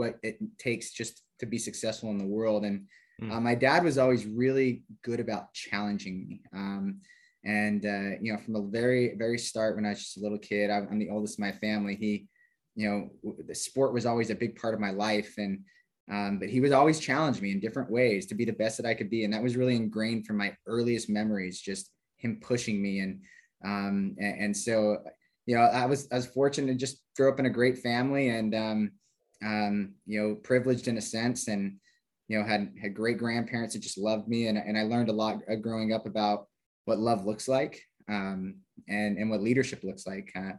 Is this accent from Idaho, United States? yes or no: yes; Idaho Falls, Idaho, United States; moved away as an adult; I grew up in Idaho Falls, Idaho